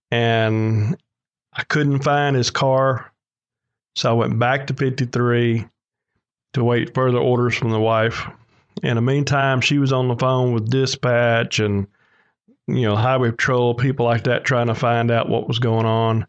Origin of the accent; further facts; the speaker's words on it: Saucier, Mississippi, United States; I'm from Socia, Mississippi.